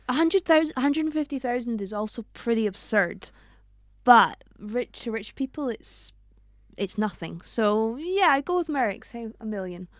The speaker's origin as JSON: {"language": "English", "region": "Scotland", "country": "United Kingdom", "moved": "yes", "lives_now": "Spain", "said": "representing the minority here, the Scottish"}